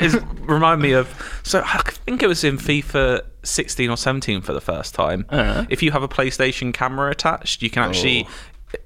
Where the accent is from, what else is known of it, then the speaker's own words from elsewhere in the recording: United Kingdom; we're British.